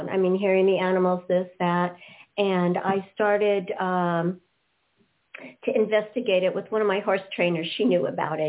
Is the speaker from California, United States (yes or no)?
yes; West Hollywood, California, United States; I grew up in West Hollywood, California